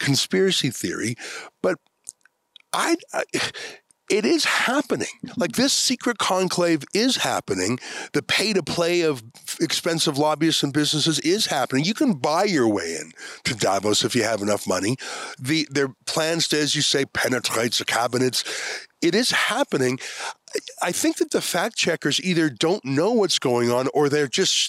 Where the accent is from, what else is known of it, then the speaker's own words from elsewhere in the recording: Canada; my Canadian citizenship